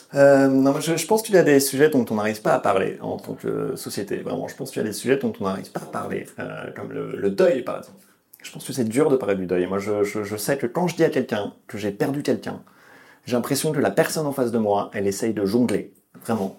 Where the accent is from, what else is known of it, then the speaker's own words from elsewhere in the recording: Lyon, Auvergne-Rhône-Alpes, France; moved away; je viens de Lyon à la base.